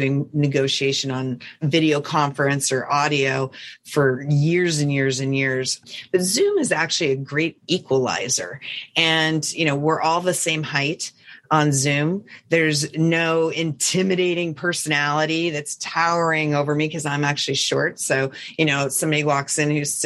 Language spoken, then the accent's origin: English; Montana, United States; I'm from Montana